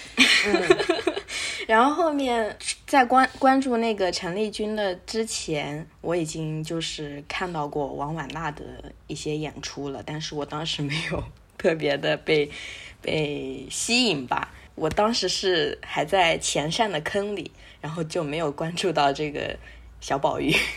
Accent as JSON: {"language": "Chinese", "region": "Zhejiang", "country": "China", "said": "我是一个浙江人"}